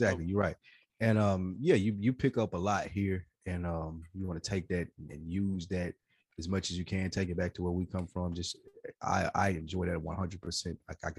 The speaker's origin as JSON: {"language": "English", "region": "the South", "country": "United States", "said": "Like, I'm being from the South, I think, for us, like, there is no other answer for that."}